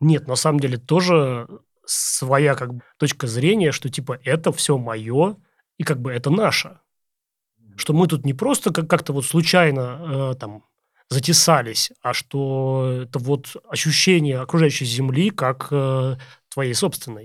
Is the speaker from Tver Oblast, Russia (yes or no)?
yes; Vesyegonsky District, Tver Oblast, Russia; это в Весегонском районе, как раз э, на моей малой родине